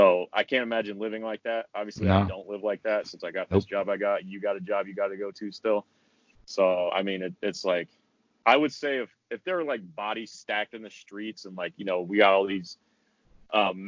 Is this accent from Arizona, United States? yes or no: no; Washington, United States; moved away; my home state of Washington